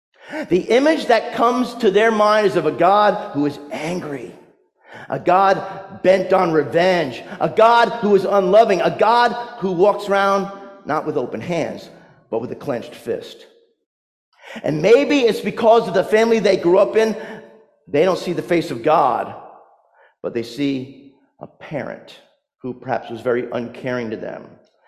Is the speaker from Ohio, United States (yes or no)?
no; New Jersey, United States; also born or lived in North Carolina; Like, I came from New Jersey, but if you remember, I lived in North Carolina for almost 20 years.